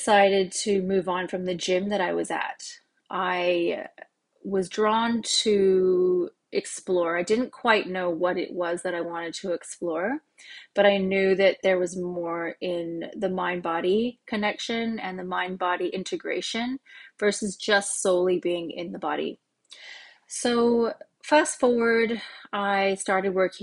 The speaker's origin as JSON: {"language": "English", "region": "California", "country": "United States", "tie": "born or raised there", "also_born_or_lived": "Oregon, United States", "moved": "as an adult", "lives_now": "Australia", "said": "I was born in Oregon in the US, and I moved to California when I was about 5 years old when my parents got divorced. So we moved to California, myself, my mom, and my brother. And I grew up in California, so all my memories in childhood are there"}